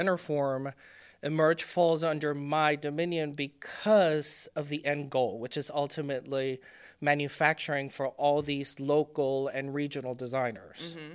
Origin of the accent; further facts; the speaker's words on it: Puerto Rico; first language Spanish; English is a second language; moved away; I was born and raised in Puerto Rico